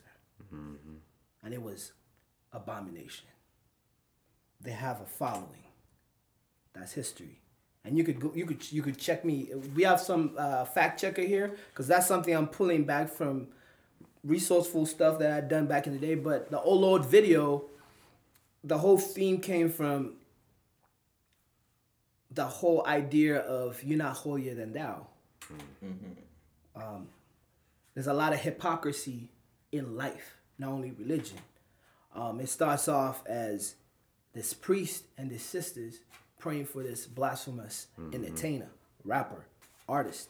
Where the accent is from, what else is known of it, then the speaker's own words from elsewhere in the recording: Uganda; moved away as an adult; also born or lived in East Coast, United States / Midwest, United States; now in United States; I grew up in Uganda